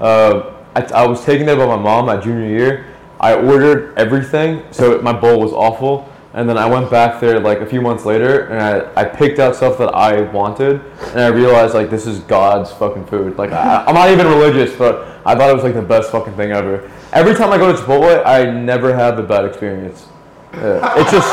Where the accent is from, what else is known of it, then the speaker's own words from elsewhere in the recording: New Jersey, United States; now in New York City, United States; I grew up in fucking Jersey